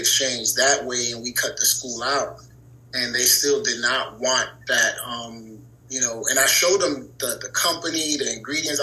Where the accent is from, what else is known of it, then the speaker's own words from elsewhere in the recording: New York City, New York, United States; I'm from New York City, born and raised.